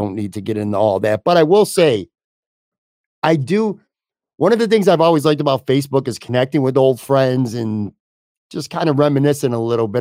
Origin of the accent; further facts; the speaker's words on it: Buffalo, New York, United States; people that I grew up on on the West Side